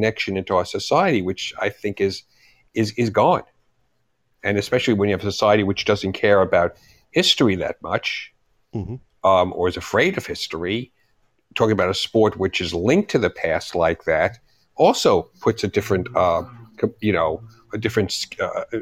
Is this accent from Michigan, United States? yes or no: no; New York, United States; also born or lived in London, United Kingdom / Los Angeles, United States; I'm a New Yorker.